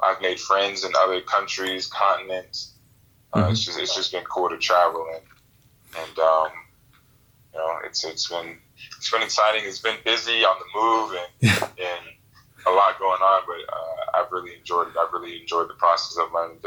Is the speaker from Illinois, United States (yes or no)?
yes; Illinois, United States; moved away; I'm originally from Illinois